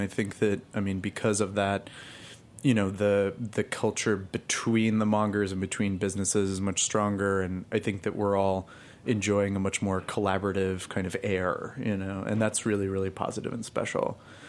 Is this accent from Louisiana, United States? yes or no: no; Albuquerque, New Mexico, United States; now in Los Angeles, United States; Well, I live in Los Angeles, but I grew up in Albuquerque, New Mexico.